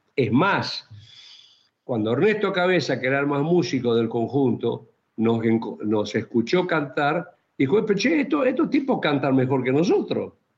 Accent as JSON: {"language": "Spanish", "region": "Chaco", "country": "Argentina", "said": "yo soy chaqueño"}